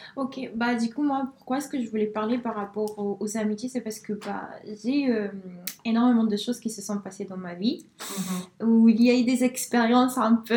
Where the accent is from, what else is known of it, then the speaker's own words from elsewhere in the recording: Spain; now in France; je suis née en Espagne